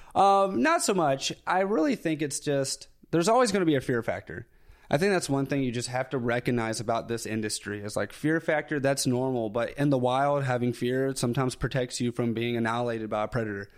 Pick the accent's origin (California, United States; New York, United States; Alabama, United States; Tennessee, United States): Alabama, United States; Tuscumbia; accent: Southern; I grew up in North Alabama, so super small town, uh, where Helen Keller was born, actually. So Tuscumbia, Alabama